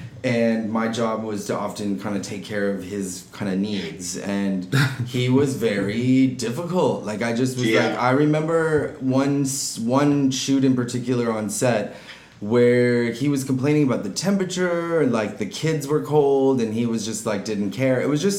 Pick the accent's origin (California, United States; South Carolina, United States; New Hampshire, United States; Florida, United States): California, United States; Orange County; also born or lived in Santa Barbara, California / Seattle, Washington; now in Los Angeles, United States; I was born in Orange County. Okay. So, I'm a California native. I've grown up here, kind of beach towns most of my life. Lived down there till about junior high school or so, then was in the Santa Barbara area for a while, through college